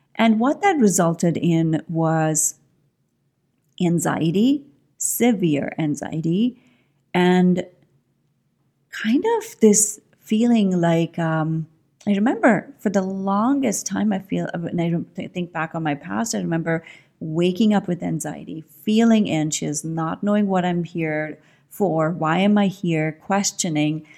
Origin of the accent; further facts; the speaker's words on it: India; moved away as an adult; I grew up in India. I was born in India, and I grew up, I mean, I spent my first, the first twenty years of my life in India